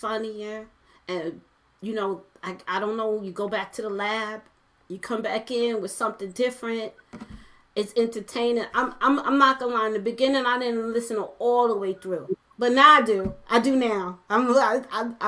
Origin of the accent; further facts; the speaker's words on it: New York City, New York, United States; I'm originally from Brooklyn, from Flatbush